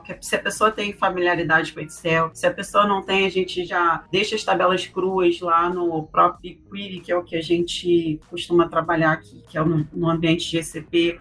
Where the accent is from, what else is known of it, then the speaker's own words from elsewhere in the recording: Brazil; como brasileiros que somos